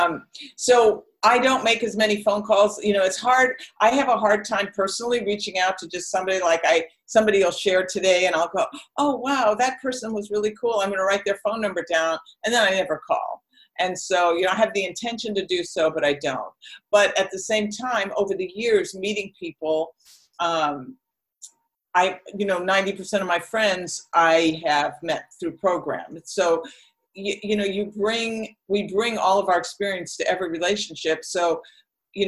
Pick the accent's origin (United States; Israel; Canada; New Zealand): United States; Oakland, California; moved away as an adult; also born or lived in Las Vegas; I'm from the Bay Area. I lived 90% of my life. Until I was 50, I lived in Oakland